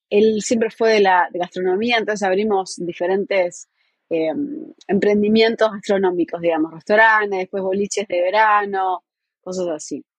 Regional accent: Montevideo, Uruguay; moved away as an adult; now in New York, United States; nací en Montevideo, la capital del Uruguay. Eh, somos cinco hermanos y dos nos criamos en, en Positos, bastante cerca de la playa.

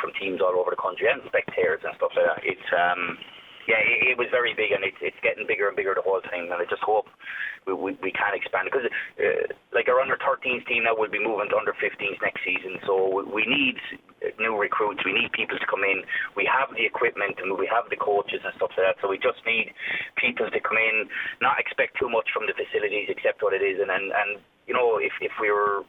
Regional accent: Kilkenny, Leinster, Ireland; We're from Loch Boy. You know, when we grew up in Loch

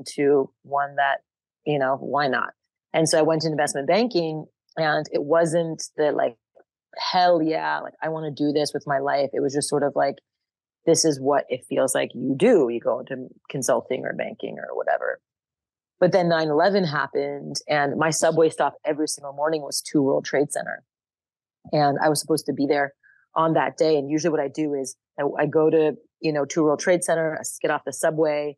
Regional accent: Montreal, Quebec, Canada; moved away as an adult; also born or lived in United States; now in Austin, United States; They met in Canada, and I grew up in Montreal, Canada

